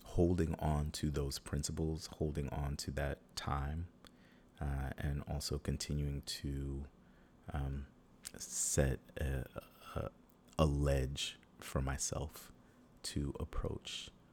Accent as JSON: {"language": "English", "region": "New York", "country": "United States", "tie": "born or raised there", "also_born_or_lived": "Atlanta / Oakland", "moved": "as an adult", "said": "growing up in New York"}